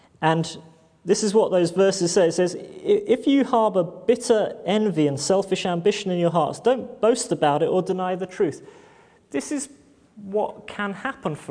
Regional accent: United Kingdom; We're very British like

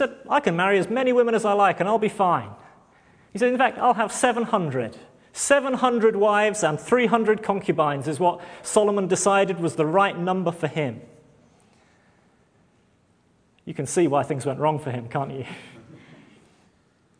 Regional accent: United Kingdom; We're very British like

